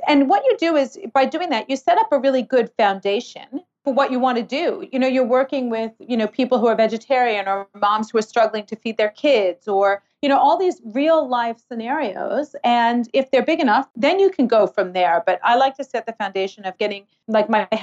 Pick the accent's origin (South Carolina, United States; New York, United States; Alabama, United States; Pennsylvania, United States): New York, United States; New York City; now in Australia; I'm from New York City.